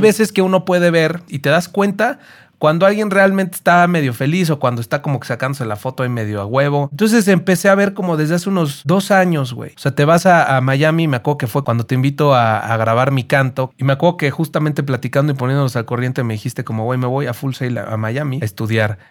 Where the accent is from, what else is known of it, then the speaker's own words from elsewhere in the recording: Mexico; El mexicano tiene creo que 32 tipos de ADN. Somos la raza que tiene más variedad